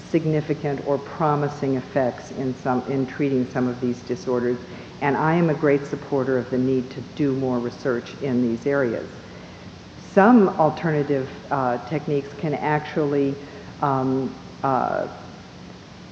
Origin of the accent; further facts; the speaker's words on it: Minneapolis, Minnesota, United States; I was born in Minneapolis